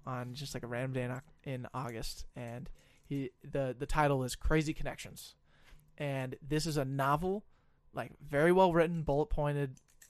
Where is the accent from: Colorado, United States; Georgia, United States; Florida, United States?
Colorado, United States; now in Minnesota, United States; a guy who's not from Minnesota, I'm from Colorado